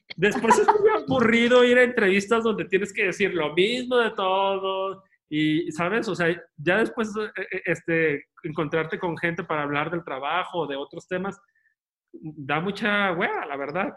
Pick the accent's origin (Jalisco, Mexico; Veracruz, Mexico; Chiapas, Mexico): Jalisco, Mexico; Guadalajara; moved away as an adult; also born or lived in Spain; la ciudad donde yo crecí, que es el Teatro de Gollado en Guadalajara